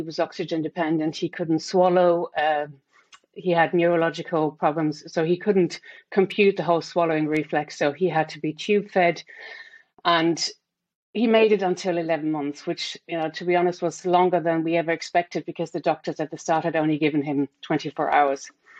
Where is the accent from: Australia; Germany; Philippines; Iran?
Germany; moved away as an adult; also born or lived in France / Switzerland / Mauritius / Singapore; now in Greystones, Ireland; I'm originally from Germany, grew up in a kind of small town in Germany, lived there until I was 18, and then started to travel and work abroad.